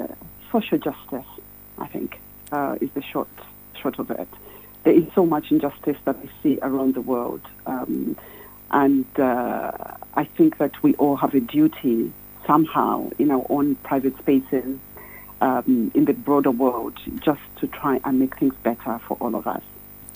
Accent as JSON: {"language": "English", "country": "Zambia", "said": "I'm from Zambia."}